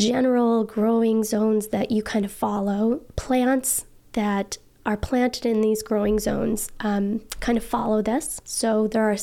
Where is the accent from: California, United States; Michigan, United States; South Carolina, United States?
Michigan, United States; Trap Rock Valley; When I grew up in Trap Rock Valley, it was very cold